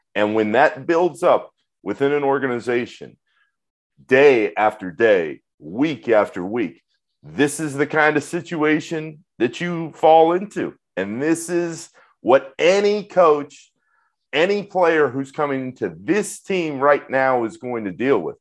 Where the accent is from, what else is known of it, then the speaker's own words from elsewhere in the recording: Orlando, Florida, United States; growing up in Orlando